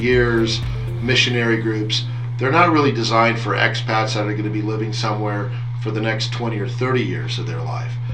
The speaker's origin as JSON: {"language": "English", "country": "United States", "tie": "born or raised there", "said": "being an American, growing up on the Mexican border"}